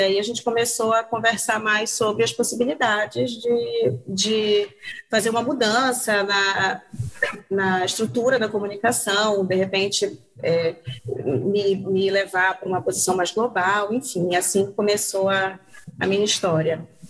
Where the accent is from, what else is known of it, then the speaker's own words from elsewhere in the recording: Belém, Pará, Brazil; moved away as an adult; also born or lived in Norway / Canada; eu, sou de Belém do Pará, me formei em jornalismo aqui em Belém do Pará